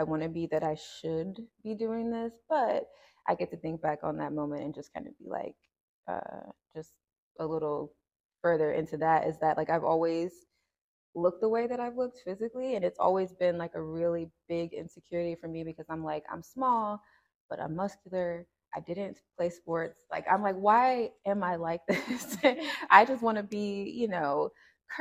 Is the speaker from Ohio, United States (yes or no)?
yes; Cincinnati, Ohio, United States; also born or lived in Decatur, Georgia; I was born here in Cincinnati, and I was raised between like here and Decatur, Georgia. So I kind of like to say I'm from like Cincinnati